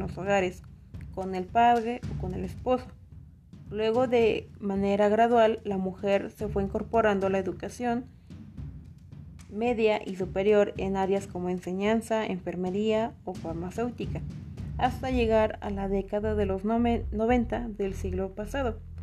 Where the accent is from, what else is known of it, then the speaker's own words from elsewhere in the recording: Atlixco, Puebla, Mexico; moved away; de donde soy, de originaria de Aclisco